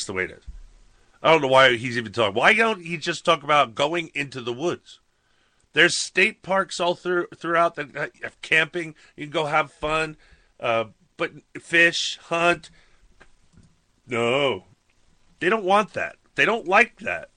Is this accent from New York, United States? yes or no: yes; New York, United States; I grew up in New York